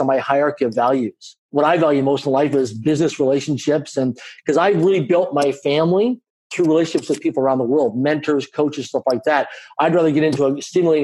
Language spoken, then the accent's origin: English; Canada; I grew up in a middle-income family in Canada. I'm a Canadian citizen. I grew up in a small town of less than 20,000 people in population